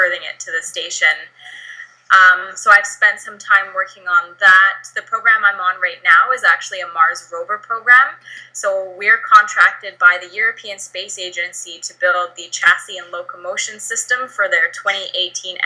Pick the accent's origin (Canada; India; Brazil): Canada; I grew up in the Canadian Rockies